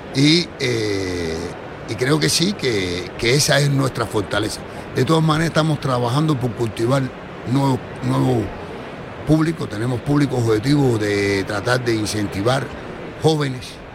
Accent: Cuba; como buen cubano siempre estamos luchando

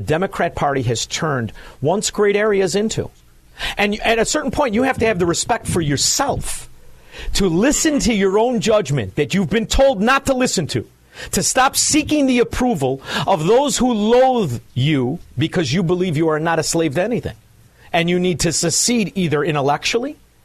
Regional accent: Melrose Park, Illinois, United States; also born or lived in Chicago; now in Southwest Florida, United States; I'm from Melrose Park

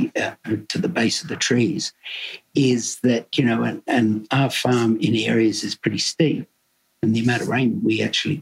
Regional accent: Devon, South West England, United Kingdom; also born or lived in Melbourne, Australia; now in Australia; I come from Devon originally and it's, you know, food is very important down there

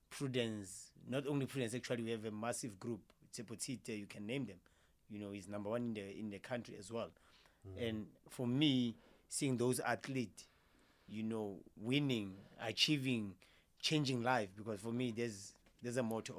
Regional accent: Potchefstroom, North West, South Africa; moved away as an adult; now in Pretoria, South Africa; I'm from Potchefstroom, Northwest, and I moved to Pretoria in 2018.

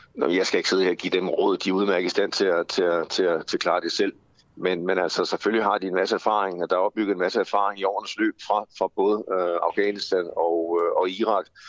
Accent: Denmark; som danske blegefiser

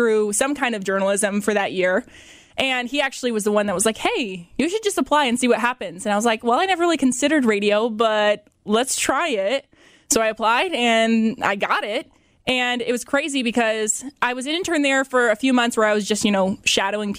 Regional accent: Fort Wayne, Indiana, United States; moved away as an adult; also born or lived in Bloomington, Indiana; now in Middlebury, United States; I was born and raised in Fort Wayne, literally my whole life.

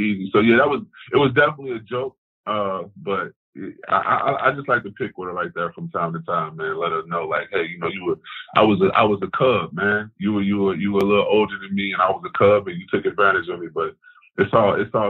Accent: Chicago, Illinois, United States; growing up in Chicago

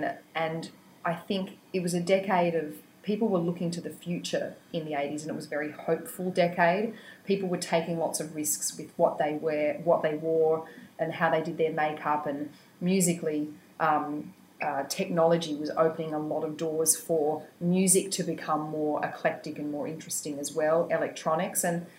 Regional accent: Wingham, New South Wales, Australia; Wingham, Killebark, really, which is outside Wingham, which is outside Taree, which is about 400 k's north of Sydney.

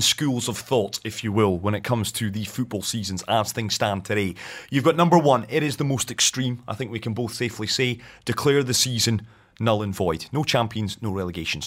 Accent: Scotland, United Kingdom; speaking as a Scotsman

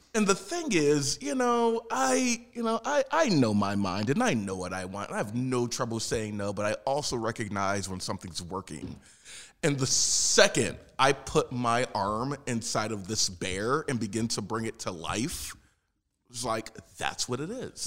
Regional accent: Philadelphia, Pennsylvania, United States; moved away; I am originally from South Philadelphia, Pennsylvania

